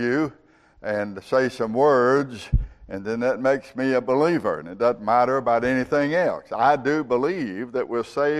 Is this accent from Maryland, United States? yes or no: no; Georgia, United States; I grew up with in Georgia